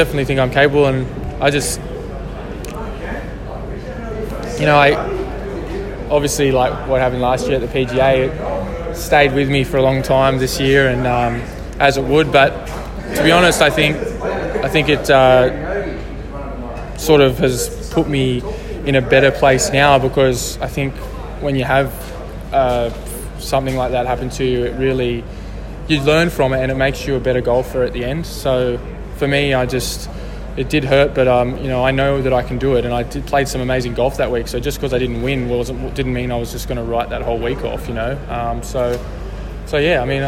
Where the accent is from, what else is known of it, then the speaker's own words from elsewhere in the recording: Sydney, New South Wales, Australia; I have heaps of family and friends here, and because it's my hometown